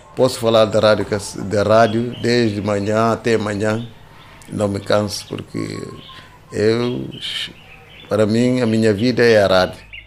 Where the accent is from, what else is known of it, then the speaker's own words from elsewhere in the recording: São Domingos, Cacheu, Guinea-Bissau; Eu nasci aqui em São Domingos, no dia 30 de outubro de 1957